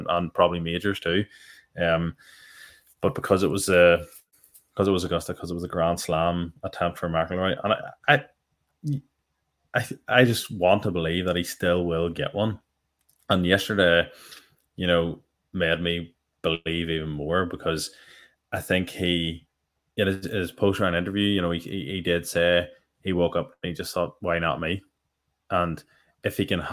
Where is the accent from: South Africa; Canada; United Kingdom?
United Kingdom; Northern Ireland; we're Irish, because we're Northern Irish